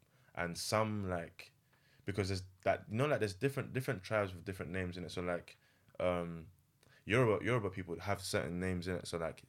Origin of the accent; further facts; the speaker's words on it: Jamaica; You're African, I'm Jamaican. We're not together.